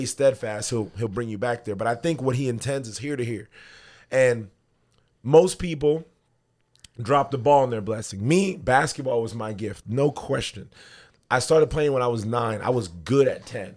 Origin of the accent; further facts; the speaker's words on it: New York City, New York, United States; moved away; culturally, I'm a Jamaican dude from Brooklyn, New York.